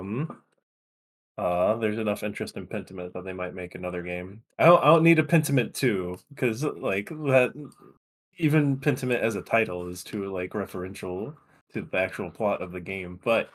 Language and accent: English; Louisiana, United States; moved away; I'm originally from Louisiana